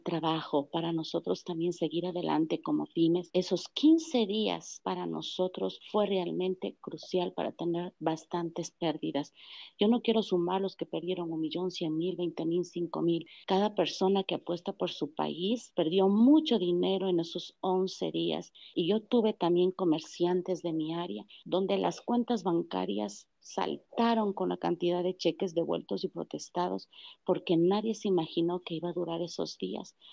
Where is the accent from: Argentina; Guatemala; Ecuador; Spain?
Ecuador; Quito, Pichincha; nosotros los quiteños auténticos de cepa que hemos nacido en el centro histórico